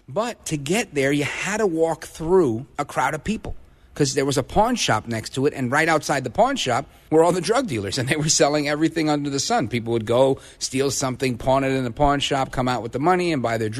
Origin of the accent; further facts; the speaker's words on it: New York City, New York, United States; I was born in Brooklyn, 2606 Avenue U. And then we moved to 1787 Ocean Avenue. That's right off of Avenue M.